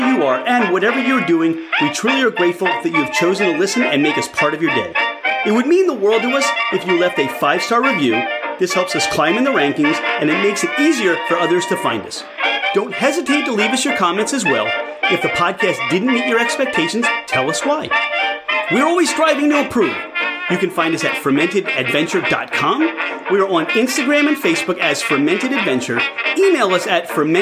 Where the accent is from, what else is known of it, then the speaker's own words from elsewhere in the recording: Philadelphia, Pennsylvania, United States; I'm from Philadelphia, and, you know, here in Philadelphia, we would pronounce that Glenn Murray